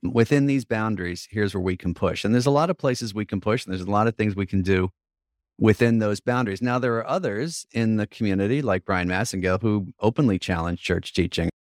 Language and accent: English; New York, United States; as a New Yorker and as a priest